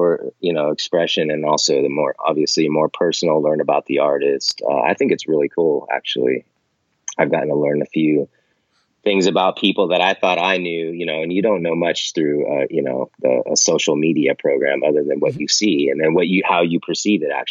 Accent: Monterey, California, United States; now in San Francisco, United States; I grew up near Monterey, California, Central Coast, kind of. I've lived in California pretty much my whole life, up and down the coast

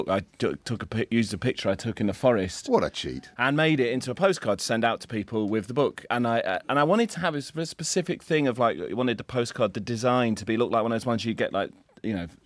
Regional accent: Bradford, Yorkshire and the Humber, United Kingdom; born there; I was born in Bradford, but I don't think I can claim to be truly northern anymore, as you can probably hear.

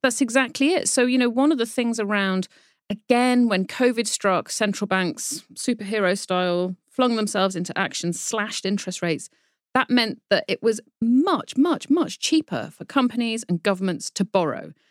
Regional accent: United Kingdom; accent: British; you can probably tell from my accent that I am a Brit

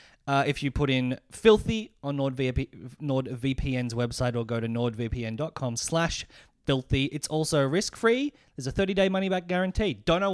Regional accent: Japan; I'm from Japan.

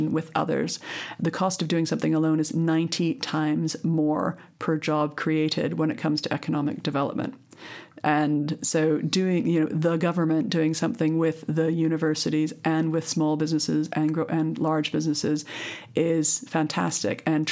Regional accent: Canada; now in United Kingdom; I come from Canada, which has had a whole series of coalition governments

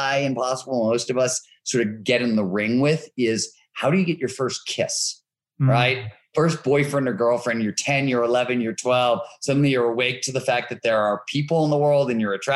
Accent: Cleveland, Ohio, United States; I grew up in Cleveland, Ohio, working class, blue collar steel mill town.

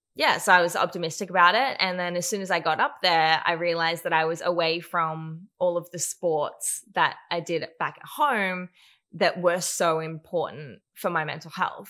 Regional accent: Newcastle, New South Wales, Australia; I grew up in Newcastle, born and raised in Newey, and loved it

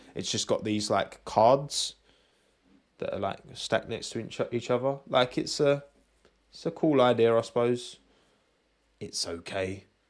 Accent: United Kingdom; I'm British.

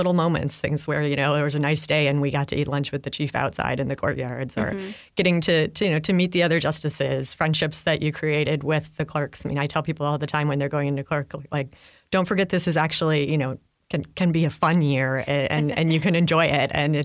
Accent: Chicago, Illinois, United States; I grew up in Chicago

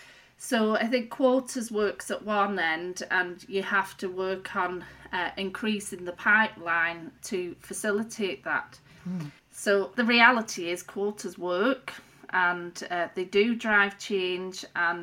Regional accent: Rossendale Valley, North West England, United Kingdom; moved away as an adult; also born or lived in Belfast, United Kingdom; So I grew up originally in Lancashire in a place called the Rossendale Valley. I moved to Belfast, Northern Ireland, to study at Queen's University.

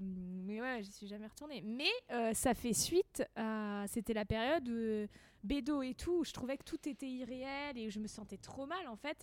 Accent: Val-d'Oise, Île-de-France, France; J'ai grandi dans le 95.

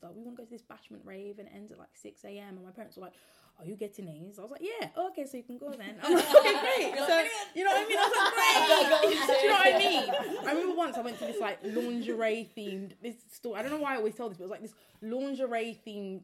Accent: Croydon, London, United Kingdom; I'm from Croydon

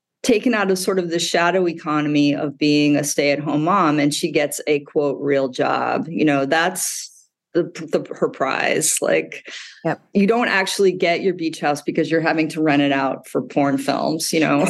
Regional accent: Midwest, United States; moved away; I grew up in the Midwest

